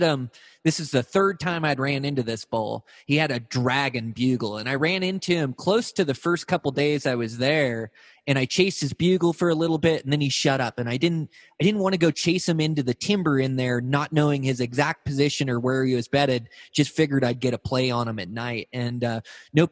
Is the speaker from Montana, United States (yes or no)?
yes; Montana, United States; my home state of Montana